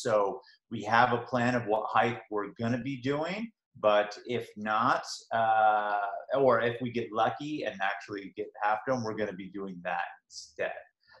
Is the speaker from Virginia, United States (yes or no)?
no; Northern California, United States; We're from Northern California.